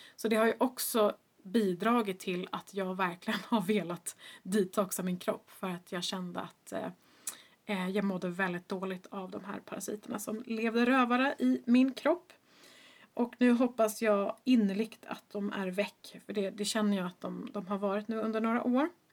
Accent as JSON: {"language": "Swedish", "town": "Stockholm", "region": "Stockholm County", "country": "Sweden", "tie": "born or raised there", "also_born_or_lived": "Boston, United States", "said": "jag är ju uppvuxen i Stockholm"}